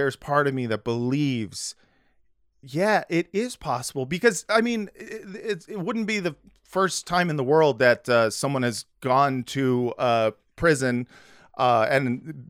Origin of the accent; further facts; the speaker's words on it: United States; I'm from America.